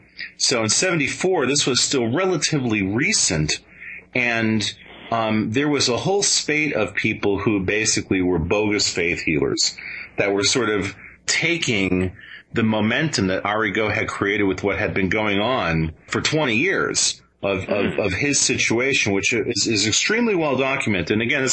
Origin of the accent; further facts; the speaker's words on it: Venezuela; I grew up in Venezuela. My father worked on newsreels down there.